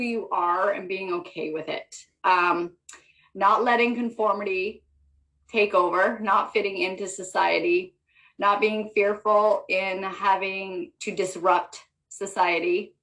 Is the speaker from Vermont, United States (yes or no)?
yes; Vermont, United States; I grew up in Vermont.